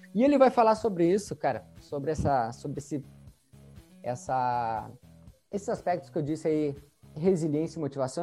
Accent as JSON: {"language": "Portuguese", "town": "Santa Maria", "region": "Rio Grande do Sul", "country": "Brazil", "said": "nós somos da cidade de Santa Maria"}